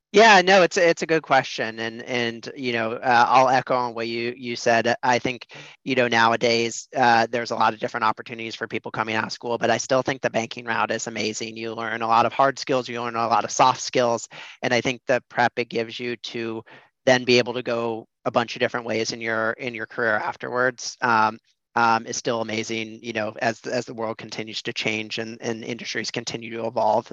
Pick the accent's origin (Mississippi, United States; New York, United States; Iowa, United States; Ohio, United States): Iowa, United States; Des Moines; I grew up in Des Moines, Iowa, in the Midwest.